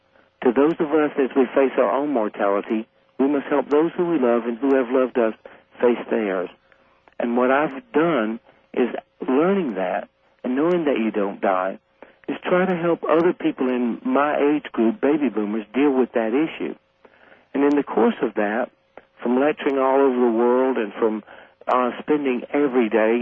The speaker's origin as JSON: {"language": "English", "region": "Deep South", "country": "United States", "tie": "born or raised there", "said": "And I figured if anyone would go to hell, it would be me, based on the nature of growing up in the Deep South."}